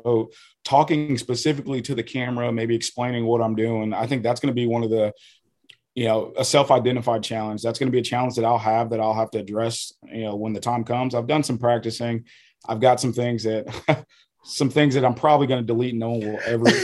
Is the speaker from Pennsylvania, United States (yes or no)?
no; Michigan, United States; now in Ohio, United States; So I'm from Michigan. I'm originally from Michigan.